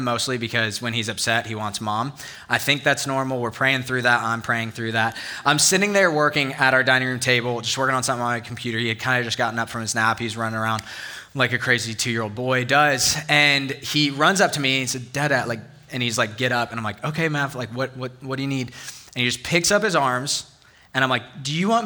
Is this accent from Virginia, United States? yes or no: yes; Northern Virginia, United States; now in Auburn, United States; I grew up in Northern Virginia, and we had four real seasons